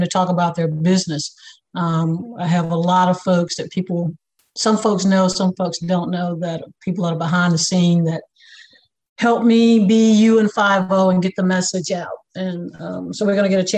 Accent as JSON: {"language": "English", "town": "Durham", "region": "North Carolina", "country": "United States", "said": "we are from Durham, the Bull City in North Carolina."}